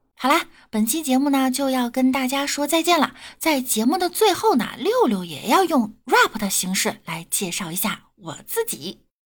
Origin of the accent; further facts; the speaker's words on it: the North, northern China, China; 身为北方人呢